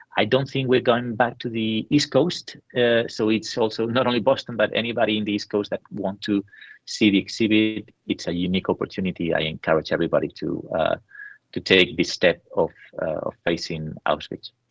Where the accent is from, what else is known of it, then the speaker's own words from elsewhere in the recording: San Sebastián, Basque Country, Spain; I was in in my hometown in San Sebastian